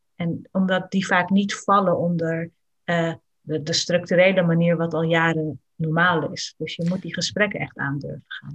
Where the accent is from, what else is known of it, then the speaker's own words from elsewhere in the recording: Netherlands; ik mij als kind in Nederland